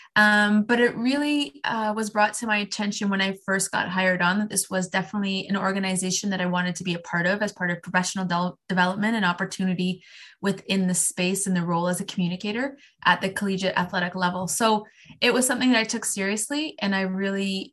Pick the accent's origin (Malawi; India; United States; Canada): Canada; I am Canadian